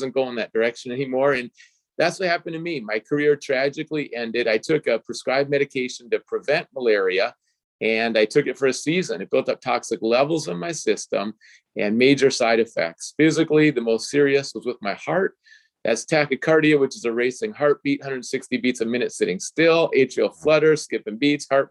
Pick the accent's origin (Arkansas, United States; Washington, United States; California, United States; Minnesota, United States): Minnesota, United States; I grew up in Minnesota, and the first place I lived, it was an apartment in the parking lot of the football stadium